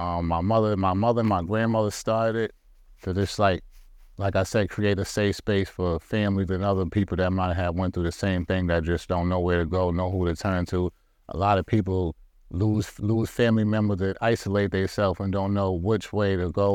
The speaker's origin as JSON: {"language": "English", "town": "Boston", "region": "Massachusetts", "country": "United States", "tie": "born or raised there", "said": "Well, I was born and raised in Boston, Massachusetts."}